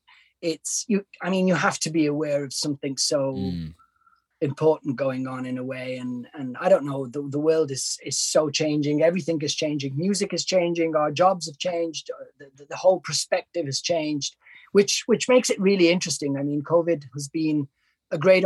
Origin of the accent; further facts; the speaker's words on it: Milan, Lombardy, Italy; also born or lived in Vancouver, Canada / London; my father's Italian and I've always lived in Italy.